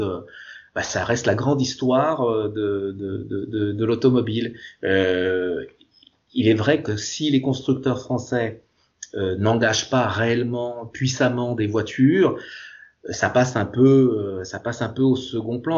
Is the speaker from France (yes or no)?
yes; France; Chez nous en France